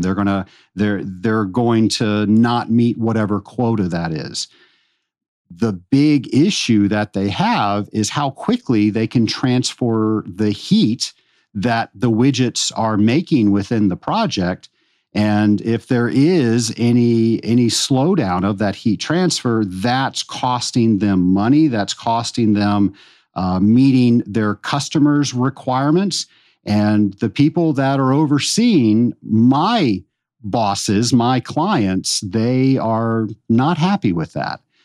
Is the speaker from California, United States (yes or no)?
no; Richmond, Virginia, United States; I grew up in Richmond, Virginia